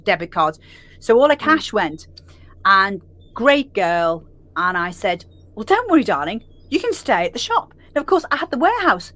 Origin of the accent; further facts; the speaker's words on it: Liverpool, North West England, United Kingdom; I'm from Liverpool